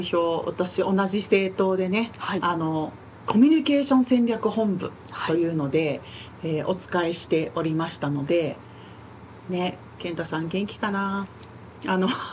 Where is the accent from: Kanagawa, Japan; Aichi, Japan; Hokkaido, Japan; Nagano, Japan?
Aichi, Japan; Nagoya; 私も名古屋で生まれ育ったので